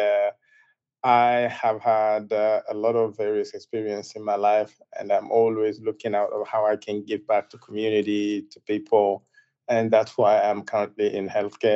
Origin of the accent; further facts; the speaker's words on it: Zinder, Zinder Region, Niger; moved away as an adult; I was born in West Africa in a place called Zindia, in a country called Niger